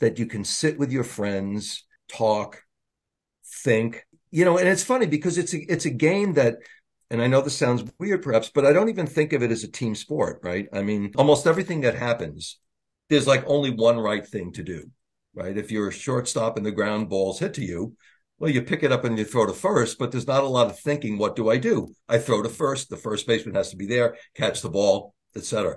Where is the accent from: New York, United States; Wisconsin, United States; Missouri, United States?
New York, United States; Long Island; I'm from Long Island